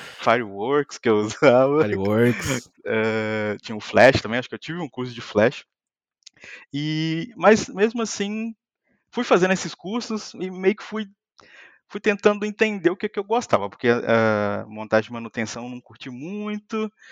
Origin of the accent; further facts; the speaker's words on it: Muriaé, Minas Gerais, Brazil; moved away as an adult; also born or lived in São Paulo; now in Lisbon, Portugal; sou mineiro de uma cidadezinha bem pequena chamada Muriaé